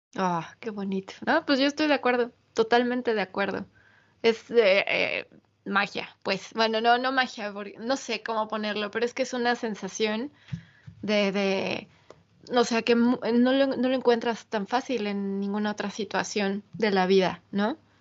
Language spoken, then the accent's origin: Spanish; Mexico City, Mexico; mi infancia en Ciudad de México